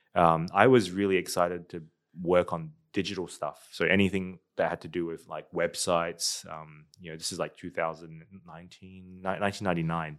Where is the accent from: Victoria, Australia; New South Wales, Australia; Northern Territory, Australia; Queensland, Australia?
Northern Territory, Australia; Darwin; moved away as an adult; also born or lived in Singapore; now in United States; I grew up in Darwin